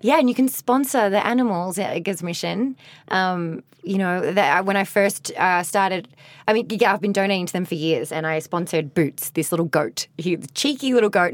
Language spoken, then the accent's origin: English; Australia; moved away as an adult; also born or lived in Ireland / Mexico / Las Vegas; now in Los Angeles, United States; I'm such a proud Australian